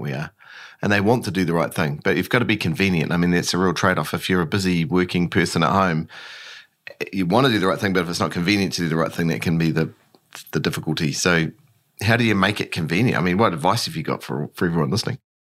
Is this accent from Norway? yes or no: no; New Zealand; when we're from New Zealand